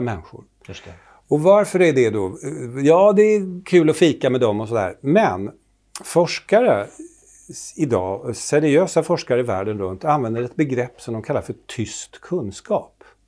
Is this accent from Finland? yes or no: yes; Finland; accent: Finland-Swedish; moved away; jag kommer från Finland från början och talar så här som Mumintroll